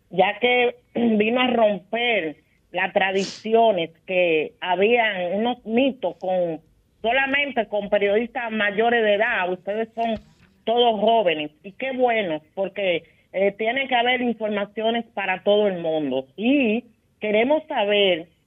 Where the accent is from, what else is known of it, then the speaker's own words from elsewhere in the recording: Dominican Republic; pues que vayan nosotros como dominicanos